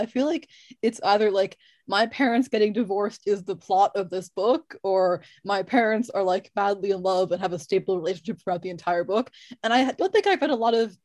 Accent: United States; I'm American

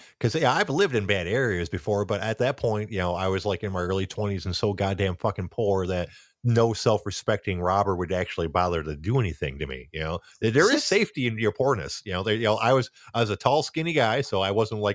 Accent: Pontiac, Michigan, United States; I grew up basically in Pontiac

